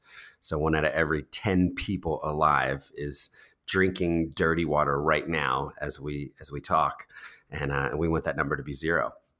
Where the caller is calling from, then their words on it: New York City, New York, United States; So I'm recording this from New York City. I live with my wife and two kids.